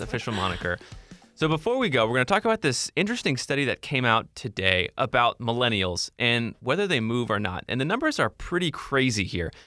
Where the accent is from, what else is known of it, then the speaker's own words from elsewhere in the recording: Washington, District of Columbia, United States; I grew up in DC and I'm back here.